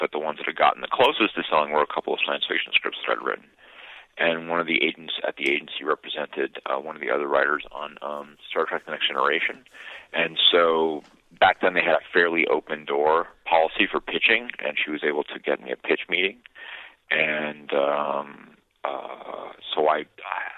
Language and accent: English; San Francisco, California, United States; I grew up mostly in San Francisco